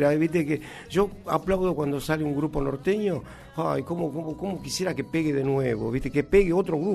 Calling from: Chile; un fuerte abrazo desde Chile … ansioso escuchando.

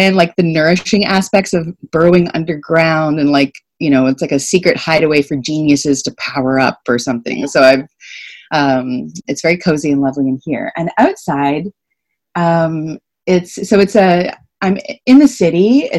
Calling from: Toronto, Ontario, Canada; I'm calling from Toronto, Ontario. I am in Canada, and this is the traditional territory of the Wendat, the Anishinaabek Nation, the Haudenosaunee Confederacy, the Mississaugas of the New Credit First Nations, and the Métis Nation.

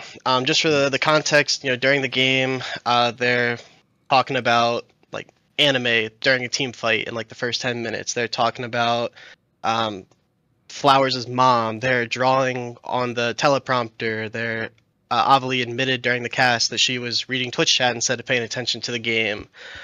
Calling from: Baltimore, Maryland, United States; I'm calling from Baltimore, Maryland.

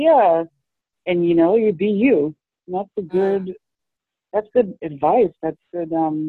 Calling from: New York City, New York, United States; I'm calling from New York City.

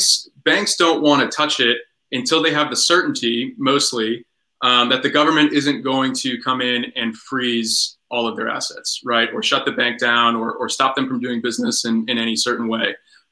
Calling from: Bethesda, Maryland, United States; Bethesda, Maryland, right outside D.C.

